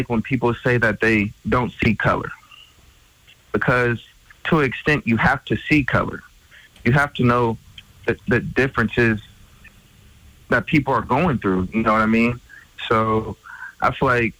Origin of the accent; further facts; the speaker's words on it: California, United States; moved away as an adult; now in Montana, United States; I'm from California